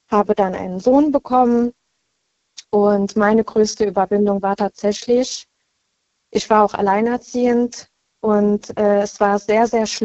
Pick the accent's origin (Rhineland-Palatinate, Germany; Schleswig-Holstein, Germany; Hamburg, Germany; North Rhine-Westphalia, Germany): Rhineland-Palatinate, Germany; Baumholder; Ich komme aus Baumholder. Das ist in der Nähe von Ida Oberstein.